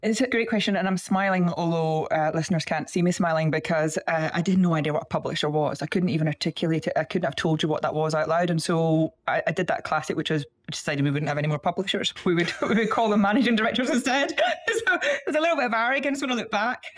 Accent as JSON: {"language": "English", "region": "Scotland", "country": "United Kingdom", "said": "you can tell from the accent, I'm from Scotland"}